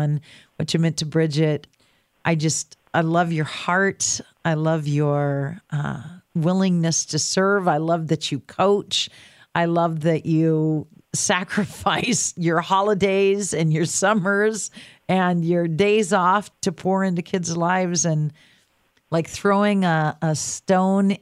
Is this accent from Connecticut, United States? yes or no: no; Reedsport, Oregon, United States; my hometown of Reedsport, Oregon